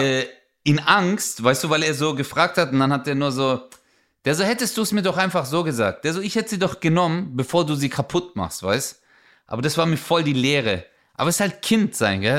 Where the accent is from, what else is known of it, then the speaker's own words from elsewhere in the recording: Germany; Ich so, Deutschland